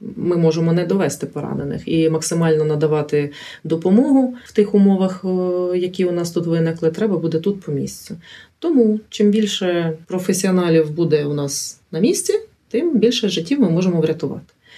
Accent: Chernihiv, Chernihiv Oblast, Ukraine; also born or lived in Kulychivka, Chernihiv Oblast; я народилася в місті Чернігів, але вже 14 років проживаю в селі.

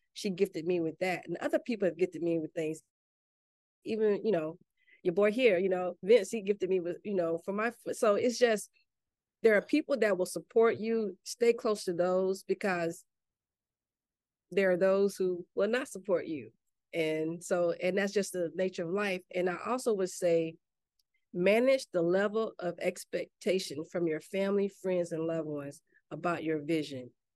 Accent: Enterprise, Mississippi, United States; moved away; also born or lived in Gaithersburg, Maryland / McLean, Virginia; I'm originally from Mississippi, a little town called Enterprise

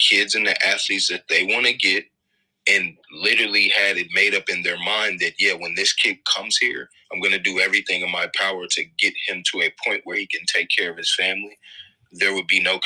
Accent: Indianapolis, Indiana, United States; I'm from Indianapolis, both Midwest kids

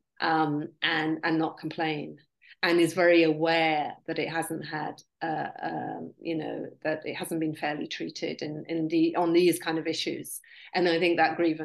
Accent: United Kingdom; I'm very lucky because I'm half British, and in Britain, we were not occupied

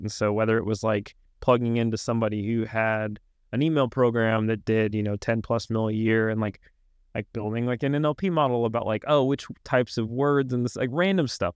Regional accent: Arkansas, United States; moved away as an adult; also born or lived in Washington, D.C.; I grew up in Arkansas

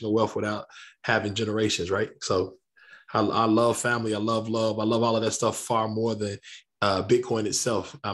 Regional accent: Lexington, Kentucky, United States; I grew up on the northwest side of a town called Lexington, Kentucky

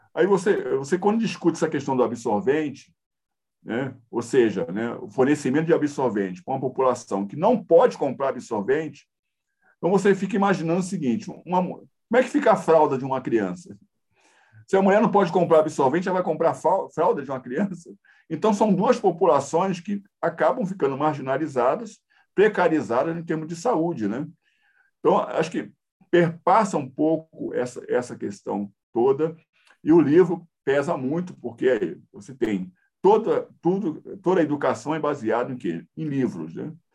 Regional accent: Rio de Janeiro, Brazil; moved away as an adult; now in São Paulo, Brazil; Eu sou carioca

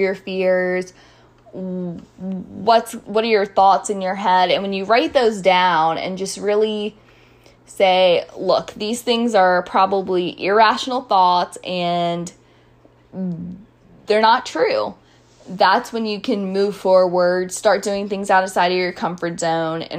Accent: Frederick, Maryland, United States; I'm from Frederick

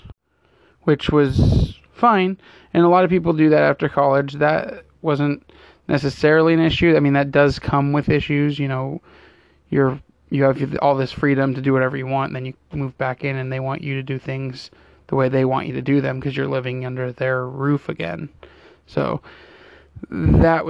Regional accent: Fremont, California, United States; born or raised there; also born or lived in Pleasanton, California

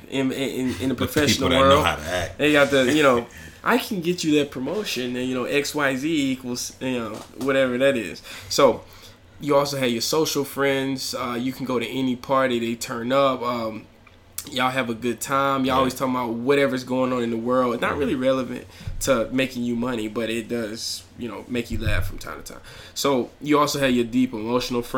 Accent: Alabama, United States; I'm from Alabama. My little small Alabama mind couldn't fathom Chicago

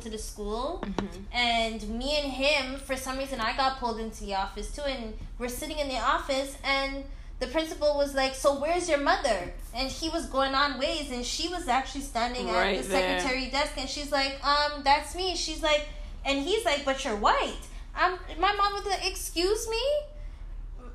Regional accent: Toronto, Ontario, Canada; I grew up in Jane and Finch

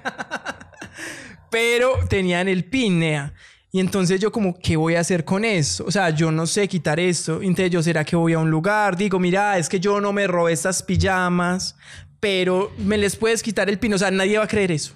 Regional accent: Colombia; somos tan colombianos

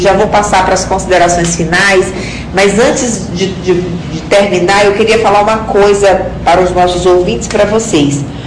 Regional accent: Mirador, Maranhão, Brazil; moved away; Eu nasci, eu sou do sul do Maranhão, né, numa cidadezinha chamada Mirador

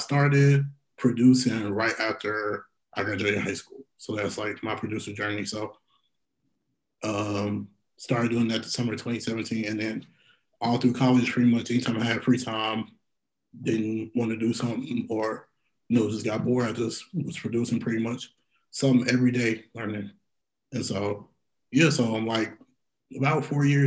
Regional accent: Indianapolis, Indiana, United States; also born or lived in West Lafayette, Indiana; back in my hometown in Indy

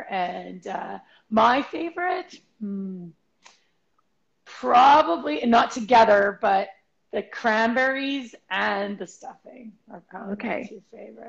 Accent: Alberta, Canada; Right, because we're from Alberta

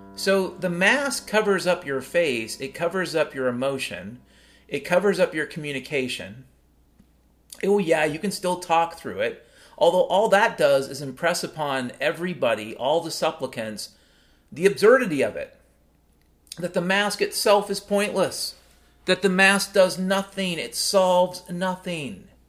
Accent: Mount Vernon, Washington, United States; growing up in Mount Vernon, Washington back in the 70s and 80s

